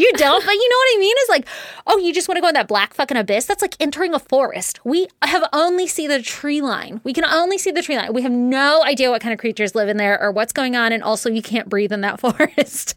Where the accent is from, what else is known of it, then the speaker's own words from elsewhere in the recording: Virginia, United States; when I was little, growing up in Virginia